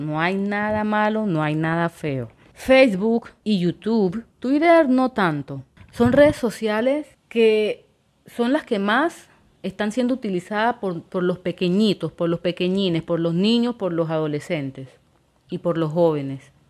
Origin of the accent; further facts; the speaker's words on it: Quibdó, Chocó, Colombia; yo soy de Quibdó, del departamento del Chocó de Colombia, orgullosamente